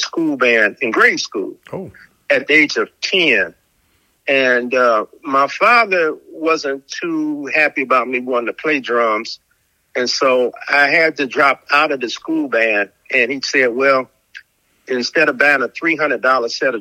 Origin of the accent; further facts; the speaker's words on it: Chicago, Illinois, United States; I grew up in the south suburbs of Chicago